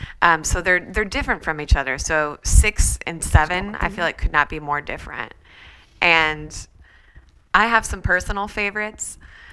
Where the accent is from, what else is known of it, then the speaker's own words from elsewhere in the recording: Peoria, Illinois, United States; Peoria, Illinois.